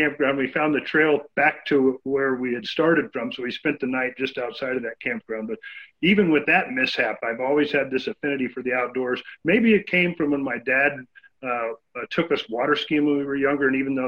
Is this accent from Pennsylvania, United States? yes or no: no; San Bernardino, California, United States; now in Central Oregon, United States; I grew up in San Bernardino, California, which back then was a more rural place than it is today.